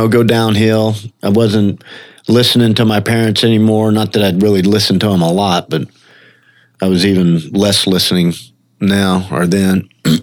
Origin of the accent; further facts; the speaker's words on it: Mississippi, United States; moved away; also born or lived in Orlando; I was born in Mississippi, grew up over there